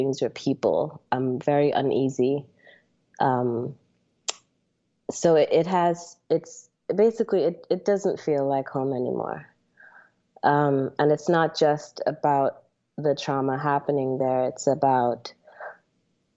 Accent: Trinidad & Tobago; now in United States; Trinidad, like you said, it is home, even though I've spent the last 20 plus years living in America as an American. I've always been very, very close to my roots

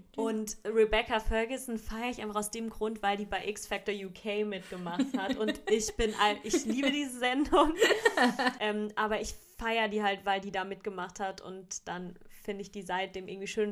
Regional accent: Baden-Württemberg, Germany; bei uns in, in Baden-Württemberg

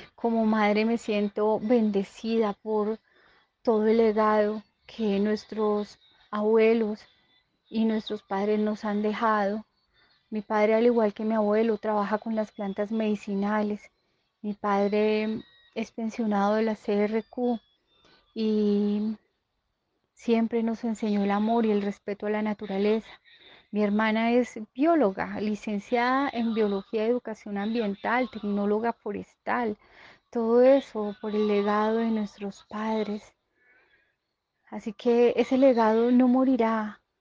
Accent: Salento, Quindío, Colombia; el patrimonio de Salento, de nuestra región, es muy importante

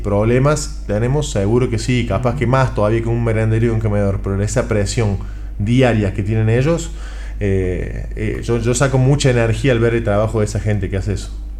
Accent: Córdoba, Argentina; como argentino, ni cordobés

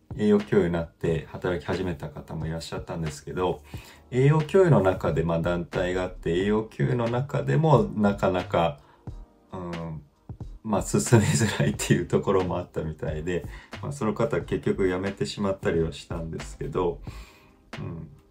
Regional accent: Fukuoka, Japan; 僕もはあの福岡育ちなんですけど

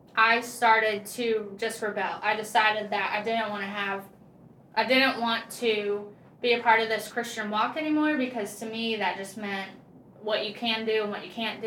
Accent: Okeechobee, Florida, United States; moved away as an adult; now in North Carolina, United States; I was a born and raised there in a small little country town called Okeechobee

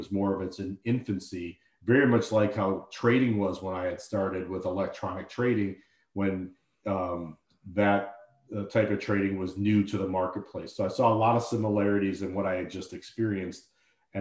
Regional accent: Deerfield, Illinois, United States; also born or lived in Syracuse, New York / London; I grew up in Deerfield, Illinois, suburb of Chicago. I actually still live here

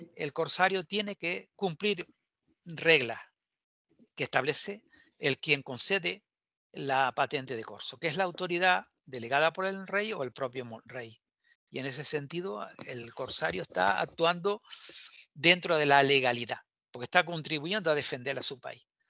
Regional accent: Canary Islands, Spain

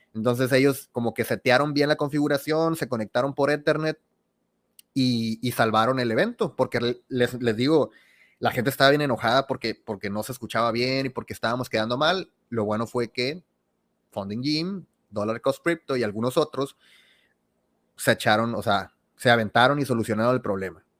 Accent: Sinaloa, Mexico; yo soy de Sinaloa

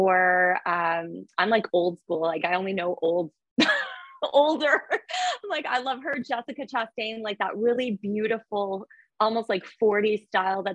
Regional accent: Lake Country, Ontario, Canada; I'm from Lake Country in Ontario. So freshwater lake, there's nothing beats it.

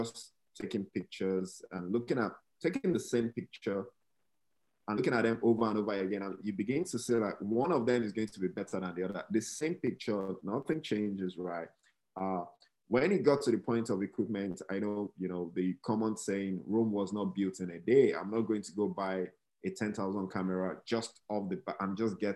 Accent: Nigeria; moved away as an adult; now in United States; Growing up in Nigeria

